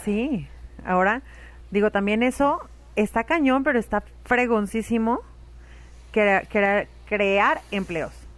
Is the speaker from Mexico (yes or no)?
yes; Guadalajara, Jalisco, Mexico; Yo era soy bien, muy tapatía